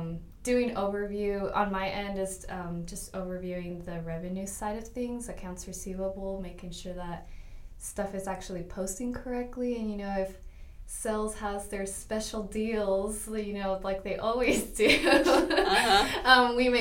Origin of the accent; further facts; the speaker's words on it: Oregon, United States; born there; now in Grand Prairie, United States; I live here in Grand Prairie. Originally, I was born in Oregon, but my family decided to move to Texas because there's, like, always jobs in Texas.